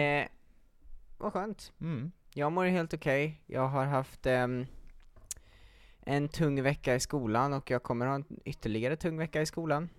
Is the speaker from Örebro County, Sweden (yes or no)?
no; Gothenburg, Västra Götaland, Sweden; moved away; jag är ju från Göteborg från början